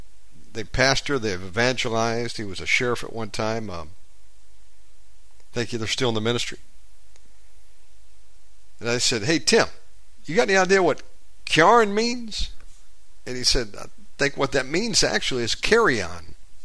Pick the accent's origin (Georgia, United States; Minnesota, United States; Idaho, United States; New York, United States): Georgia, United States; I am from the deep south, born and raised in Georgia, but we didn't stay there long. We moved around a lot, so I don't necessarily have a Georgian accent till I go back